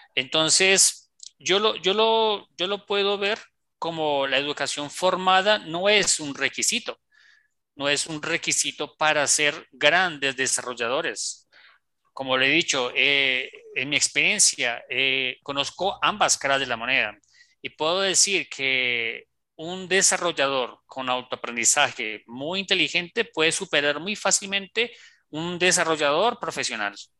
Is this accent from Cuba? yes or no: no; Colombia; also born or lived in Bogotá; como decimos aquí en Colombia